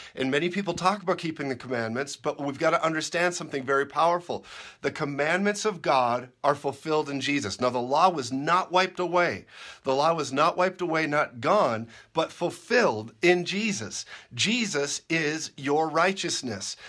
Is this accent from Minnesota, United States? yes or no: yes; Minnesota, United States; I grew up in Minnesota